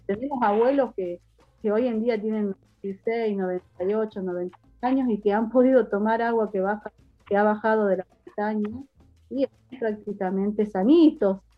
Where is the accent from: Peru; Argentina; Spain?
Argentina; San Carlos, Salta; yo soy del paraje del Vallar a tres kilómetros del pueblo